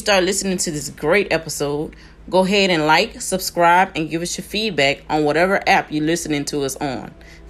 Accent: San Antonio, Texas, United States; I'm from San Antonio, Texas. Texas in the building.

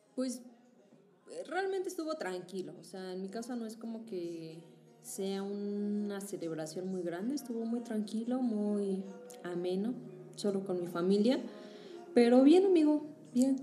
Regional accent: Mexico; somos mexicanos

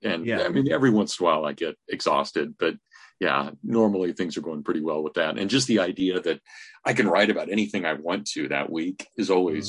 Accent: Kansas, United States; moved away as an adult; also born or lived in Indiana / Southern Michigan; now in Hillsdale, United States; I'm from Kansas originally. I ended up going to Notre Dame, and then I went to Indiana University for grad school.

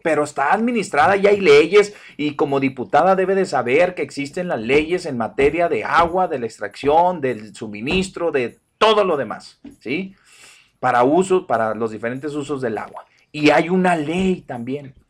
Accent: Mexico; Todos seguimos siendo mexicanos

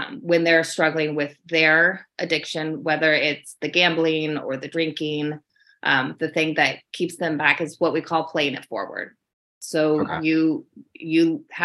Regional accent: Alaska, United States; I'm from Alaska.

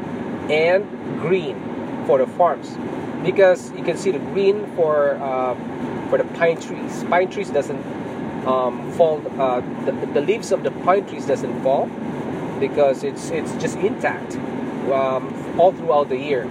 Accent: Philippines; moved away as an adult; now in Canada; I came from Philippines

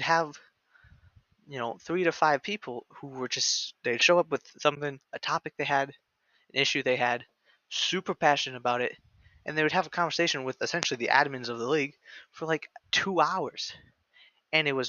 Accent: Midwest, United States; I'm from the Midwest.

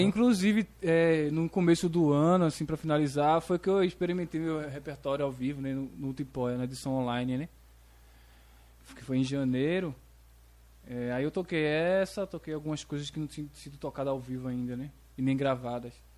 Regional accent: Nazaré da Mata, Pernambuco, Brazil; moved away as an adult; now in Tracunhaém, Brazil; Eu sou de Nazaré, né? Mas eu, eu, atualmente faz um ano que eu tô morando em Tracunhaém

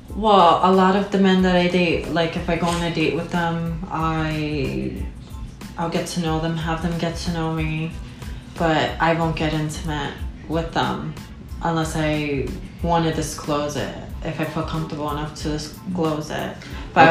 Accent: New York, United States; I was born in New York

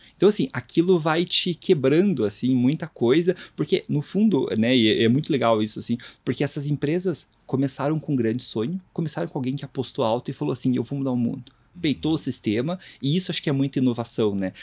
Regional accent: Curitiba, Paraná, Brazil; Sou de Curitiba

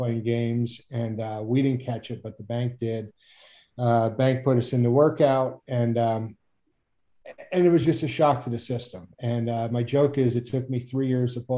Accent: Mandeville, Louisiana, United States; moved away as an adult; also born or lived in upstate New York / Alaska; I grew up in Mandeville, Louisiana, outside New Orleans

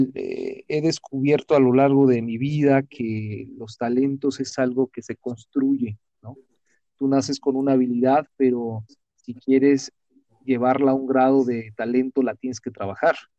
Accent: Mexico; soy mexicano, eh, bueno, nací en México, pero soy ciudadano del mundo

